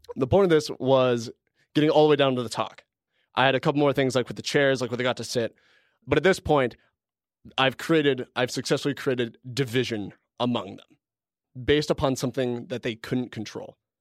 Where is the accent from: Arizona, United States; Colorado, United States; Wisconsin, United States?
Colorado, United States; moved away as an adult; also born or lived in Canada; I'm originally from Colorado